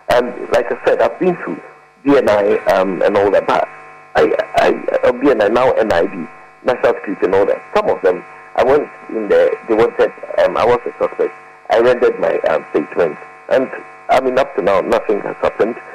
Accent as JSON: {"language": "English", "country": "Ghana", "said": "as a Ghanaian"}